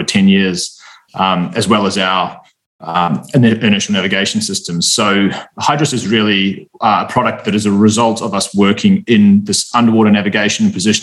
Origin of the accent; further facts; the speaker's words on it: New Zealand; moved away as an adult; also born or lived in Australia; I'm from New Zealand originally